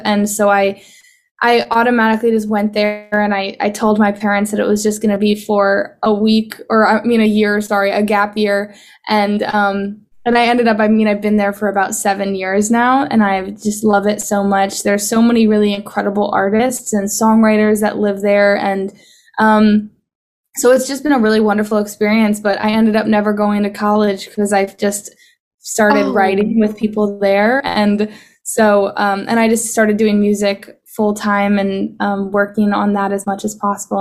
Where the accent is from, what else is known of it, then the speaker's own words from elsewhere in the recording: Boston, Massachusetts, United States; in Boston, and that's actually where I'm from. So it was my hometown show